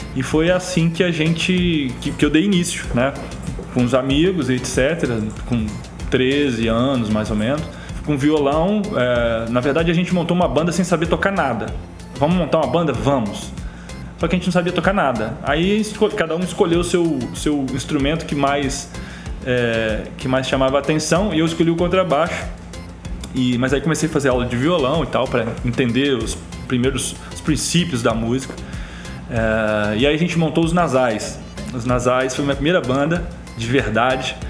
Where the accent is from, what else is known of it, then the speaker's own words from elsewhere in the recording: Jerônimo Monteiro, Espírito Santo, Brazil; moved away as an adult; also born or lived in Alegre; now in Vitória, Brazil; eu sou natural de Jerônimo Monteiro, uma cidade muito pequena, né, em tamanho, população e etc., no interior do estado, no sul do estado, é, onde eu passei meus 18 primeiros anos